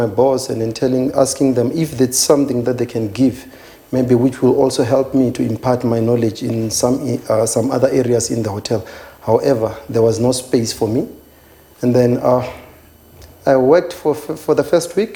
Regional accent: Kakango, near Thohoyandou, Limpopo, South Africa; moved away as an adult; now in Johannesburg, South Africa; I was born and bred in Kakango. It's a small village which is 25 kilometers away from Toyando.

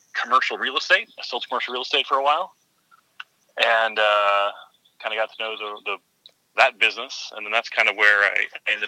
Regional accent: San Diego, California, United States; I hail from San Diego.

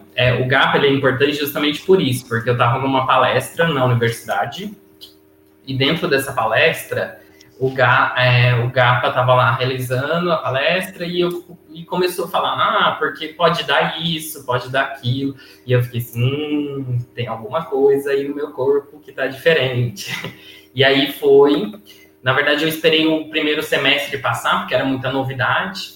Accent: Jales, São Paulo, Brazil; moved away as an adult; now in Florianópolis, Brazil; eu sou natural, na verdade, do interior de São Paulo, né? Minha cidade chama Jales, que fica no noroeste paulista.

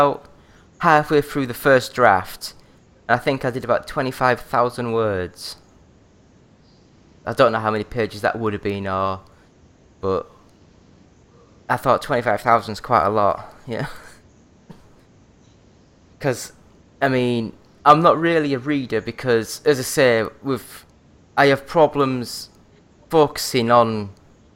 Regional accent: Yorkshire and the Humber, United Kingdom; now in Glasgow, United Kingdom; I'm from North Yorkshire

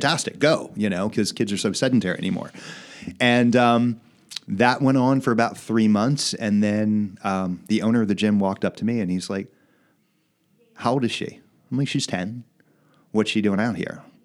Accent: Wilmington, Delaware, United States; I was born in Wilmington

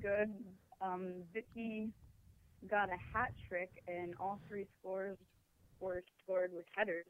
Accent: Cooper City, Florida, United States; from Cooper City.

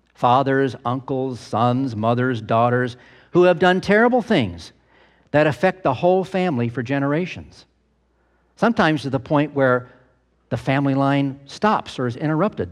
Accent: United States; We Americans

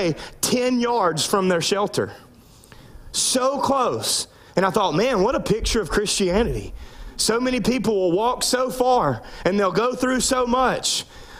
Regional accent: Louisiana, United States; I grew up in Louisiana

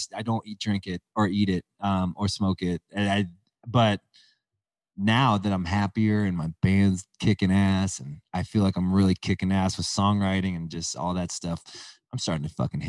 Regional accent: Calabasas, California, United States; I'm from Calabasas

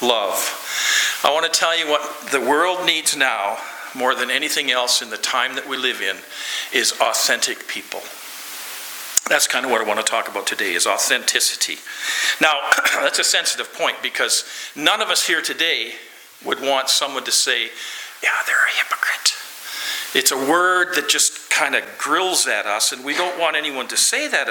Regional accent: Lloydminster, Canada; I'm from Lloydminster

